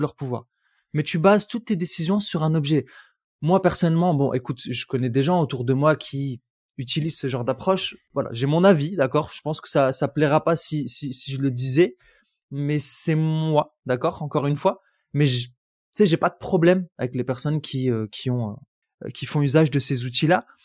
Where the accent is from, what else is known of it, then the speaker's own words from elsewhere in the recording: France; now in United States; vous venez de France